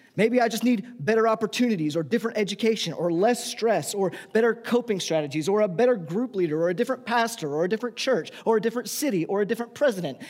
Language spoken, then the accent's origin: English; United States; we, as the American people, our nation